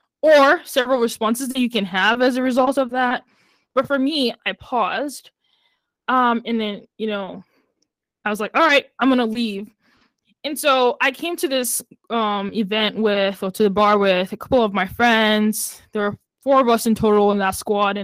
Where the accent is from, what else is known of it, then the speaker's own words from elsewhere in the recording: Nigeria; now in United States; I grew up in Nigeria